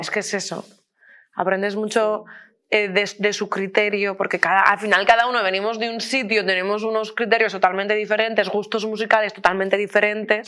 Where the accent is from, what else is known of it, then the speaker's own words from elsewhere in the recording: Beniarrés, Valencian Community, Spain; now in Madrid, Spain; soy de un pueblo que se llama Beniarres, tenemos la banda del pueblo